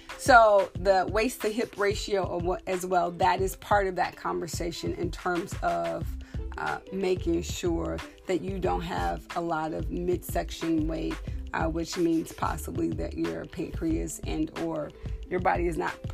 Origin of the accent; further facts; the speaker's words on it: Texas, United States; I'm from Texas